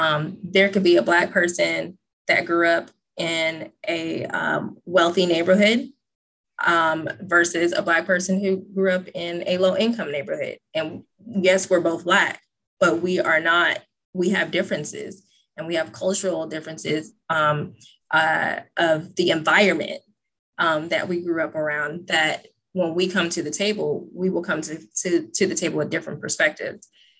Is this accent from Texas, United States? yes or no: yes; Texas, United States; accent: Valley; also born or lived in California / Oregon; I was born in California and I talk Valley. I speak Valley. And then right. I was raised in Texas. And then I, you know, finished up in Oregon.